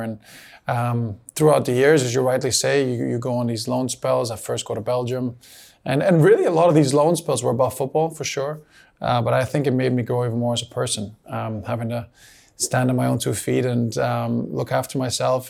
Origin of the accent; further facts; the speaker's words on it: Canada; moved away; also born or lived in Bosnia and Herzegovina; I grew up in Canada, spent some really important years there, was given the opportunities to play in the youth national teams there. But again, I was never capped. Born in Bosnia, Bosnian family.